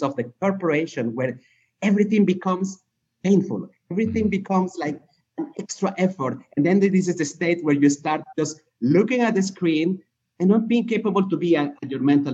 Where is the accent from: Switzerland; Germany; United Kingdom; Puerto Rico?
Switzerland; French-speaking Switzerland, Romandy; moved away as an adult; also born or lived in Peru; now in Dubai, United Arab Emirates; I grew up in Switzerland in the French side